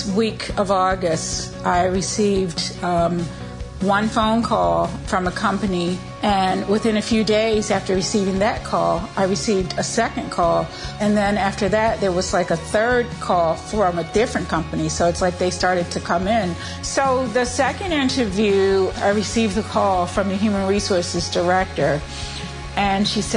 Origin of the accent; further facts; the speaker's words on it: Westminster, Maryland, United States; I'm from Westminster, Maryland.